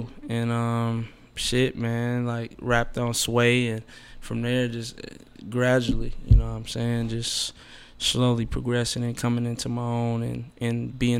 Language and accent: English; St. Paul, Minnesota, United States; growing up in St. Paul, specifically, University area, Rondo, all